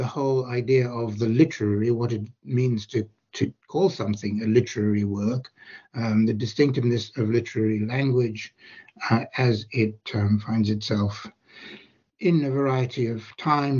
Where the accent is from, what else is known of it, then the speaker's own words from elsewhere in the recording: South Africa; I grew up in South Africa